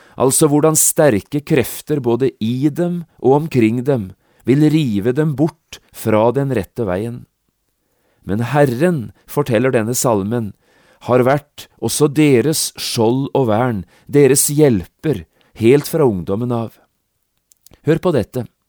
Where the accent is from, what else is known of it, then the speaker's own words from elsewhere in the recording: Notodden, Telemark, Norway; i mitt eget barndomshjem, hjemme på Notodden